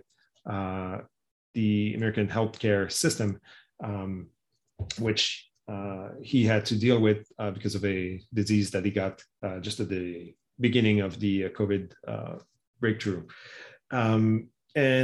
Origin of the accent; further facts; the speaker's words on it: Canada; as a Canadian